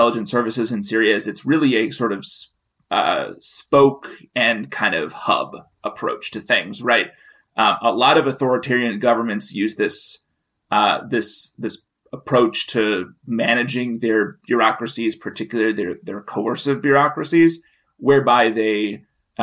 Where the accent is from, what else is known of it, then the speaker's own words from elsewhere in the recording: United States; as a Westerner, as an American